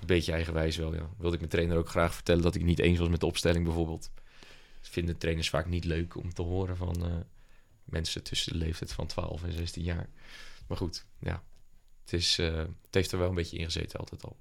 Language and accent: Dutch; Papendrecht, South Holland, Netherlands; also born or lived in Dordrecht; now in Rotterdam, Netherlands; woonachtig in Rotterdam, geboren in Dort en opgegroeid in Papendrecht